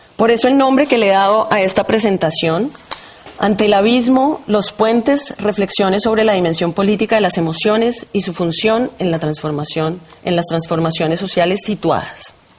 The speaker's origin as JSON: {"language": "Spanish", "region": "Bogotá", "country": "Colombia", "tie": "born or raised there", "said": "Nací en Bogotá, en una familia de abuelos campesinos que llegan a la capital huyendo de la violencia de los años 40"}